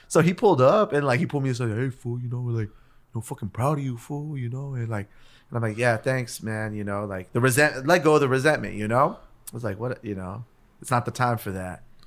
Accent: Los Angeles, California, United States; also born or lived in South Gate / Downey; we grew up in East Los Angeles

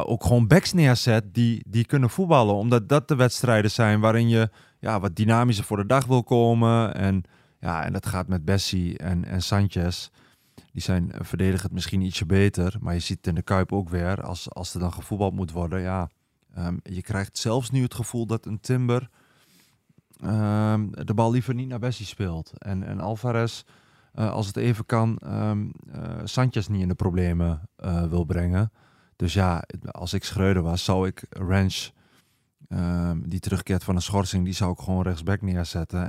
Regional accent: eastern Netherlands, Netherlands; accent: eastern; mijn accent dat ik uit het oosten kom

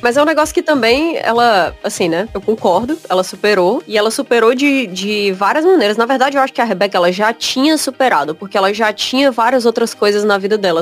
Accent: Brazil; sou brasileiro

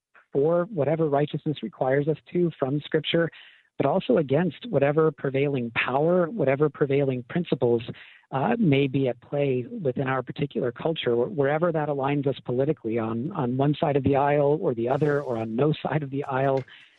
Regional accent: New England, United States; I'm from New England, naturally

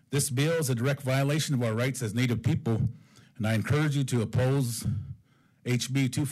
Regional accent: Crow, Montana, United States; I, as a Crow Indian, have lived in two worlds first, that being a Native American, and second, being a citizen of these United States.

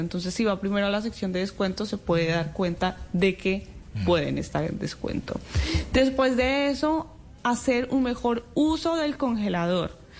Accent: Colombia; moved away; a mí como colombiana

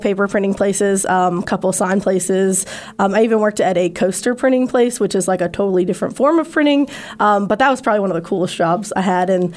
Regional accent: Northern Virginia, United States; moved away as an adult; also born or lived in Radford, Virginia / Dublin, Virginia / Johnson City; now in New River Valley, United States; So I'm originally from Northern Virginia. I grew up there until I went to school, and I went to Radford

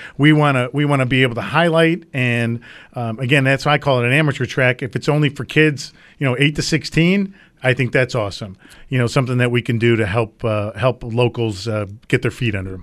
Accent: Hamburg, New York, United States; growing up in Hamburg here, obviously right up the street

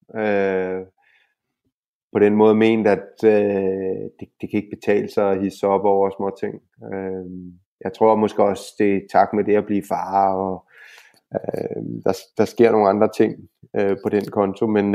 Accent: Denmark; now in Spain; vi som danskere

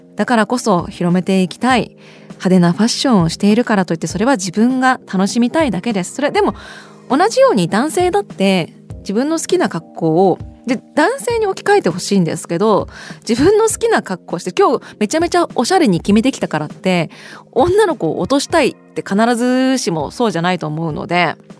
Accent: Sapporo, Hokkaido, Japan; 私も札幌出身です

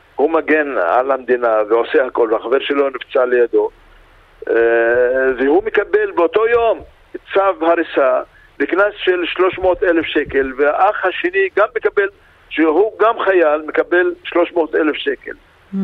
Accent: Israel; אנחנו ישראלים ואנחנו מאמינים ואנחנו חלק מהמדינה

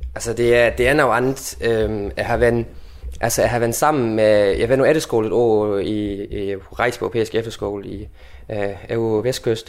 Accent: South Jutland, Southern Denmark, Denmark; Jeg vil kalde mig sønderjy, altså sønderjyde, øh, nordslesviger på tysk

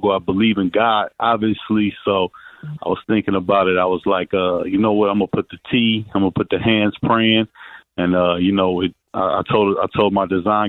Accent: Toledo, Ohio, United States; moved away; also born or lived in Florida; I'm from Toledo, Ohio

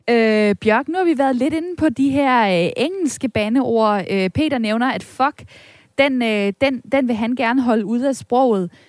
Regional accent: France; Danish is a second language; jeg banner på fransk, fordi jeg er franskmand.

